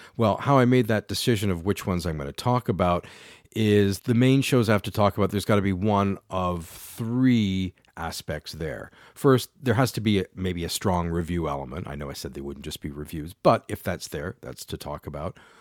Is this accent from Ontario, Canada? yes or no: yes; London, Ontario, Canada; also born or lived in Ottawa; I'm based in London, Ontario, Canada, which is where I grew up and am now back in my hometown